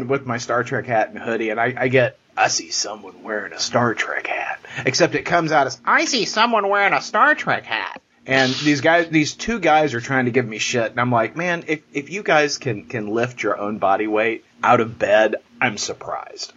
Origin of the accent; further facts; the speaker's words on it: Texas, United States; I'm a Texan